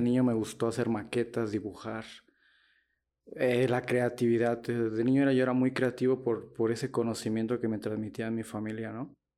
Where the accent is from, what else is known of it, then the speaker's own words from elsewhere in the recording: Morelia, Michoacán, Mexico; soy de aquí de Morela, Michoacán